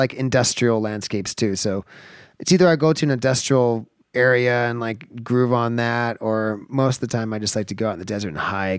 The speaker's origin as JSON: {"language": "English", "region": "southeastern Washington", "country": "United States", "tie": "born or raised there", "also_born_or_lived": "Los Angeles, California", "said": "I was born in Los Angeles. I was raised a year to be I've moved after I was born basically from Los Angeles to southeastern Washington into the desert."}